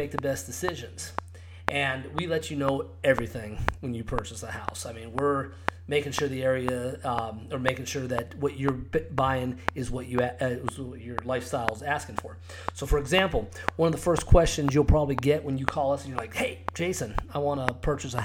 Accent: Scottsdale, Arizona, United States; also born or lived in Cave Creek, Arizona; I grew up in Scottsdale. I actually live in Cape Creek, Arizona now

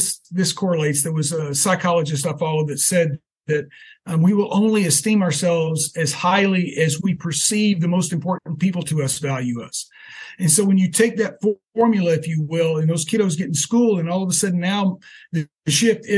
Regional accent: Texas, United States; growing up in Texas in the 70s

